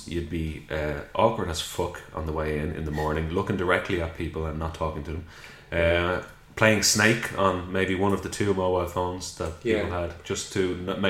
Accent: Dublin, Leinster, Ireland; up in South Dublin, and we went to the same primary school.

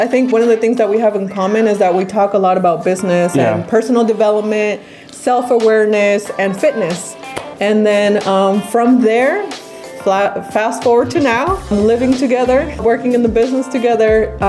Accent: Sacramento, California, United States

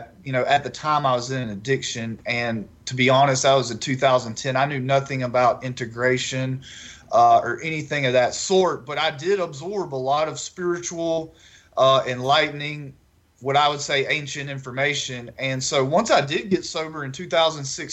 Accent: Northeast Texas, United States; moved away as an adult; now in Baton Rouge, United States; I grew up in Northeast Texas.

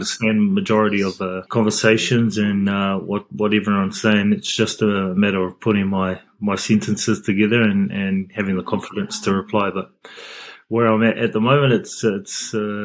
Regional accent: Papakura, Auckland, New Zealand; moved away as an adult; also born or lived in Japan; now in France; Growing up in Papakura, I had a group of friends where we would always play touch after school at the local park

